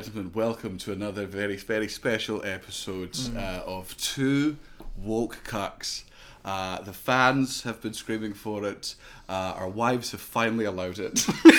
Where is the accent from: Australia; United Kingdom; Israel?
United Kingdom; London; born there; Well, I was born in London.